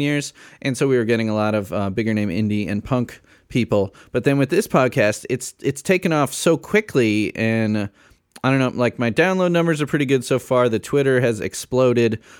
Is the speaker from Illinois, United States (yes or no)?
yes; Chicago suburbs, Illinois, United States; I grew up in the Chicago suburbs